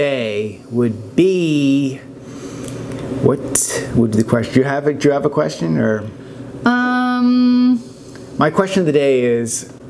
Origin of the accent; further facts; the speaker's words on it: Canada; moved away as an adult; now in Los Angeles, United States; Yes, I grew up in Canada. I love Canada.